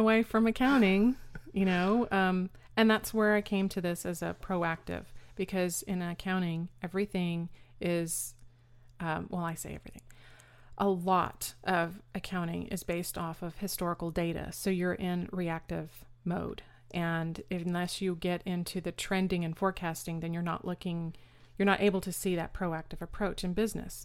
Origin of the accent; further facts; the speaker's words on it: Austin, Texas, United States; also born or lived in New York / San Antonio, Texas; Austin, Texas, where we've been ever since